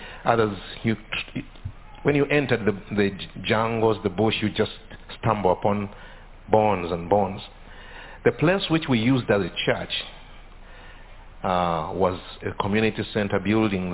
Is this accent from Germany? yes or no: no; Uganda; I come from Uganda